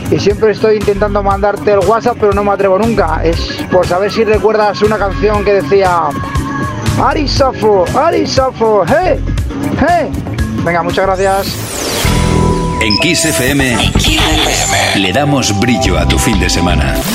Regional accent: Campillo de Altobuey, Castilla-La Mancha, Spain; de Campillo de Alto Boy, hombre, en la provincia de Cuenca.

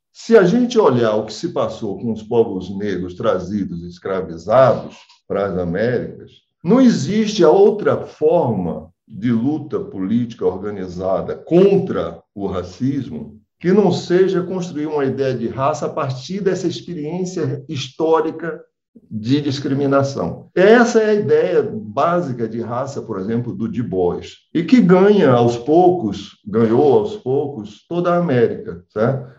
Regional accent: Brazil; como nós somos brasileiros

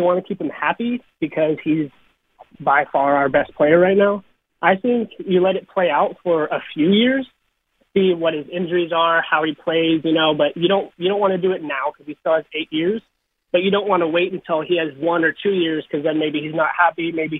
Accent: California, United States; I'm from California, so there's not very many places

